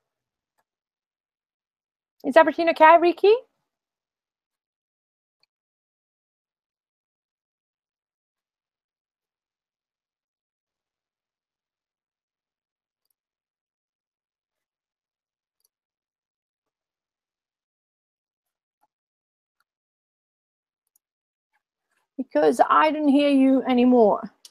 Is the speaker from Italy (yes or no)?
yes; Tuscany, Italy; moved away as an adult; I'm actually 100% Tuscany. I was born in Tuscany and I live in Tuscany.